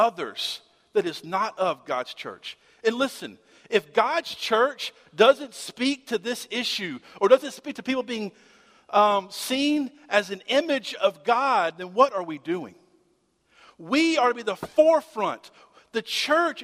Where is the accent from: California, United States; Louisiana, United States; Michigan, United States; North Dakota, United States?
Louisiana, United States; Shreveport; I grew up in Shreveport, Bossier